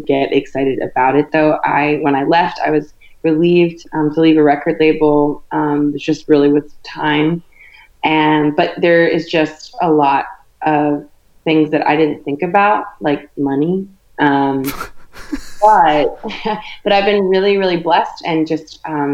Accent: Virginia, United States; moved away as an adult; now in Nashville, United States; I am from Virginia, currently living in Nashville, Tennessee

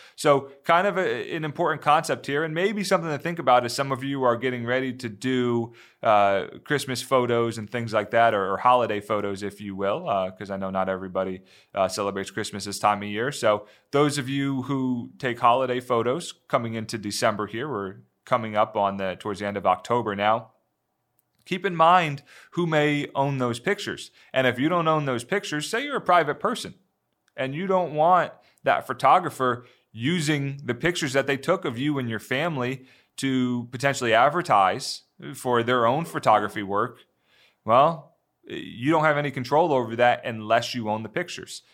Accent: Northeast, United States; moved away; I grew up in the Northeast

